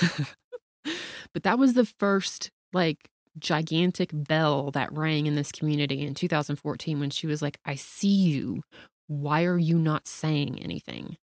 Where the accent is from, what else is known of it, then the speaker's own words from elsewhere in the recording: the South, United States; I grew up in the South.